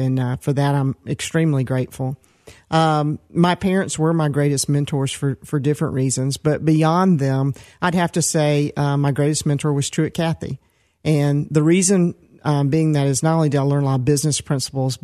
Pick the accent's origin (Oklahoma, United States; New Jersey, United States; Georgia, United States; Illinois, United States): Georgia, United States; Decatur; also born or lived in Atlanta, Georgia / Stone Mountain, Georgia; I was born in Atlanta, and I grew up, first of all, in Decatur, Georgia, which was a medium-sized town. And later we were moving to the suburbs out a little further to Stone Mountain